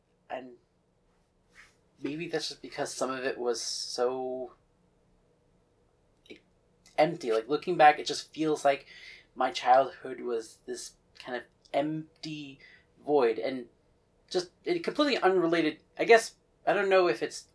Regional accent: New Rochelle, New York, United States; also born or lived in White Plains; So I grew up in Rochelle. It was just it was the working class area of it

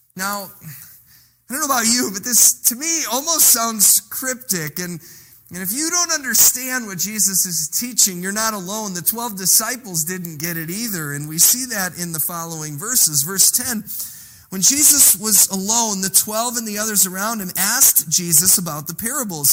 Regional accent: Illinois, United States; now in Elkhorn, United States; We grew up in Illinois

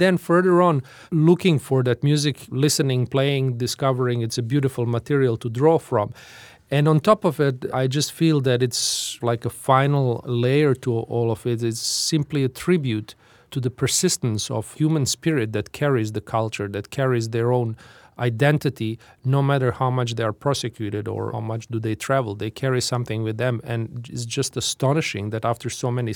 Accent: Tuzla, Federation of Bosnia and Herzegovina, Bosnia & Herzegovina; my hometown of Tuzla

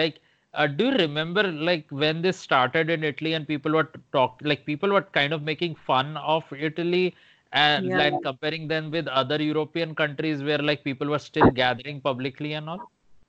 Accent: India; I'm saying this as an Indian

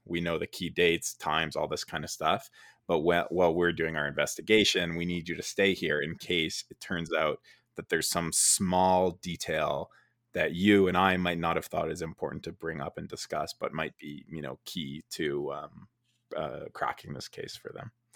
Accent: Canada; I am from Canada, and in Canada we pronounce it uh, field, f- fielder instead of fiedler

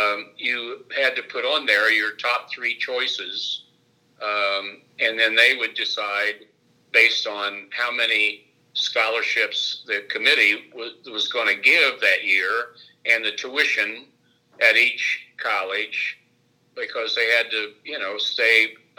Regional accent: Pennsylvania, United States; I was this guy from Delaware County who just was lucky enough to win a local scholarship.

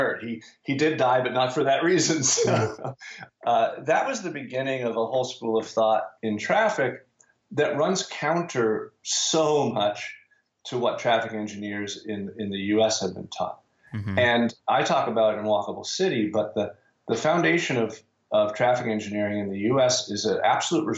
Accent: United States; I'm American

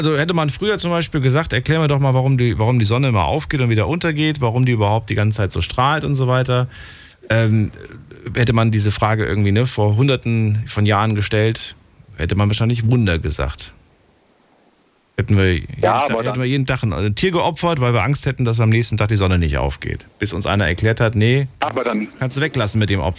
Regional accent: Obertshausen, Hesse, Germany; Obertshausen, Kreis Offenbach.

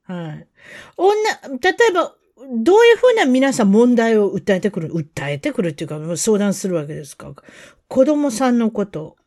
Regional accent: United States; 私たちアメリカ人

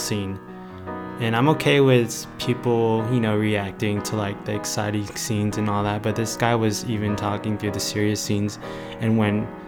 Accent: Victorville, California, United States; I grew up in a city called Victorville

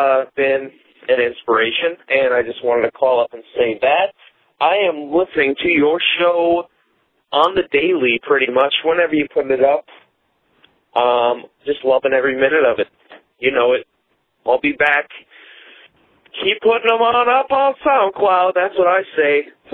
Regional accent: Minnesota, United States; I've been a fan of yours for, since when I was a kid. Actually, I'm from Minnesota.

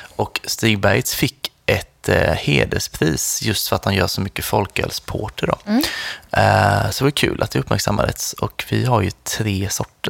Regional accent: Nässjö, Jönköping County, Sweden; i Nässjö, där jag kommer ifrån

